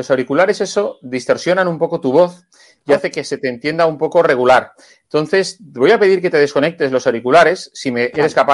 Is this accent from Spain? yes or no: yes; Granada, Andalusia, Spain; now in Balearic Islands, Spain; Yo soy granadino.